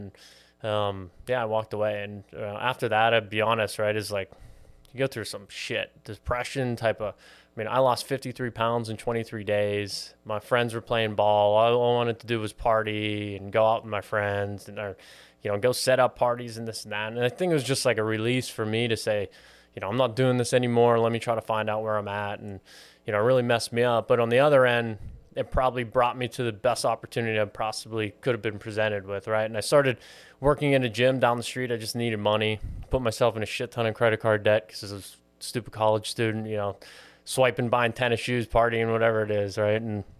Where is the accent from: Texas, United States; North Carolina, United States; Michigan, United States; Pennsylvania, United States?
Pennsylvania, United States; Pittsburgh; now in Miami, United States; So I was born and raised in Pittsburgh, Pennsylvania.